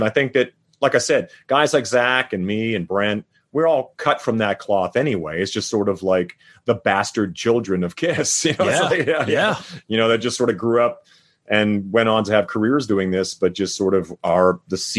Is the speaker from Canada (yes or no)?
yes; Saskatchewan, Canada; now in Las Vegas, United States; I grew up in Saskatchewan